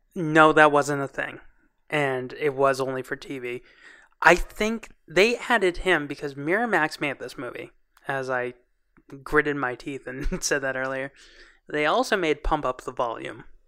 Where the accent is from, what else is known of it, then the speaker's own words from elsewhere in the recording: Boston, Massachusetts, United States; we grew up in Boston